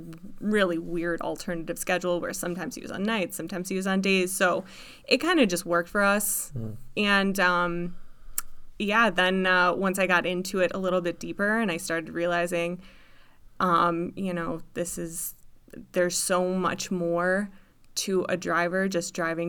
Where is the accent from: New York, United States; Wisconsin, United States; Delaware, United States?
Wisconsin, United States; Stevens Point; also born or lived in Eau Claire; now in Marshfield, United States; I'm from Stevens Point, so about 40 miles away.